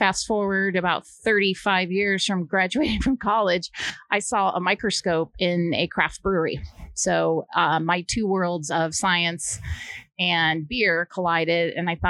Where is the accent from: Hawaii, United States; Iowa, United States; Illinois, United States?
Iowa, United States; I grew up in Iowa